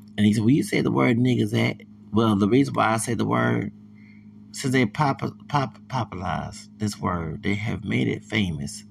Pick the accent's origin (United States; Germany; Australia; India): United States; Texas; I'm from Texas